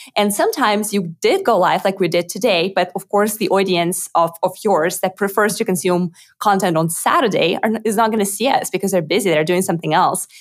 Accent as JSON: {"language": "English", "region": "Moscow", "country": "Russia", "tie": "born or raised there", "second_language": "English", "moved": "as an adult", "lives_now": "Austin, United States", "said": "I was actually born in Russia, in Moscow. So most of my life I grew up in, in Moscow"}